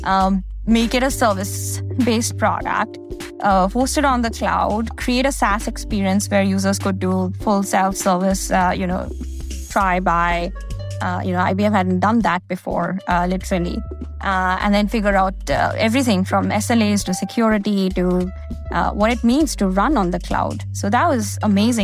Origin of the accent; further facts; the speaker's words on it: India; moved away as an adult; now in United States; I grew up in India and I did my undergrad in India.